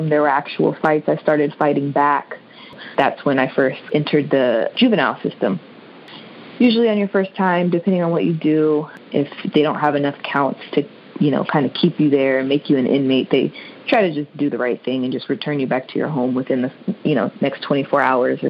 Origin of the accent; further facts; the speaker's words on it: Maryland, United States; I am originally from Maryland.